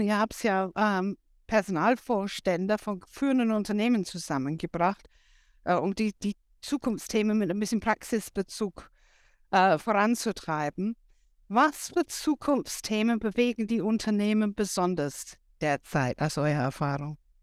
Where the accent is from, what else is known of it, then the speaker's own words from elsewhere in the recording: England, United Kingdom; German is a second language; moved away; als Engländerin